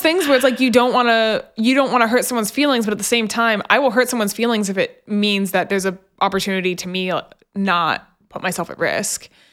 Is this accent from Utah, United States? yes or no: no; just outside of Memphis, Tennessee, United States; I grew up just outside of Memphis